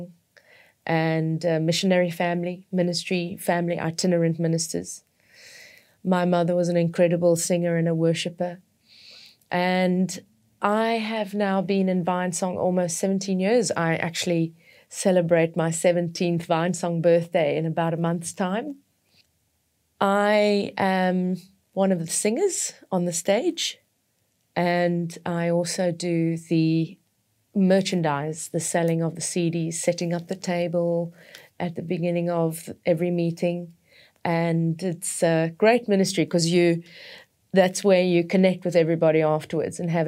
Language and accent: English; Witbank, Mpumalanga, South Africa; I was born in South Africa, in Witbank.